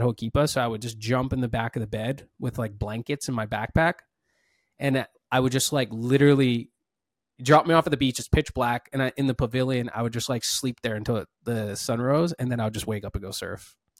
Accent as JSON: {"language": "English", "area": "Maui", "region": "Hawaii", "country": "United States", "tie": "born or raised there", "said": "I was born and raised here in Maui"}